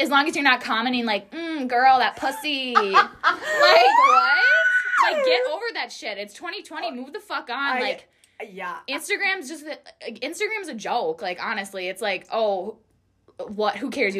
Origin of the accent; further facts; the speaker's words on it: Wisconsin, United States; Wisconsin. Born and raised, baby.